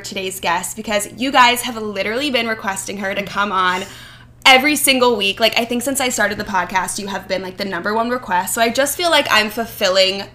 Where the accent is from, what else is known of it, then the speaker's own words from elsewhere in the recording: Philadelphia, Pennsylvania, United States; I'm from Philly